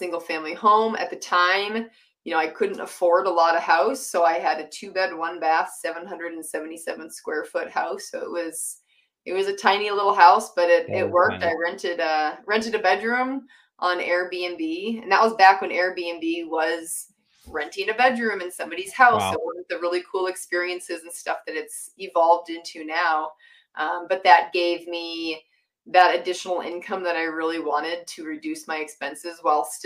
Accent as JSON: {"language": "English", "region": "Massachusetts", "country": "United States", "tie": "born or raised there", "moved": "as an adult", "lives_now": "Utah, United States"}